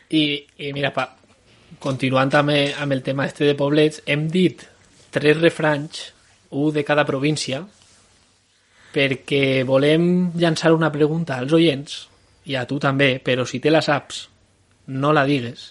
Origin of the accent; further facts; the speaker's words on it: La Torre de les Maçanes, Valencian Community, Spain; now in Madrid, Spain; m'ha criat, criat a, eh, al poblet de la Torre de les Massanes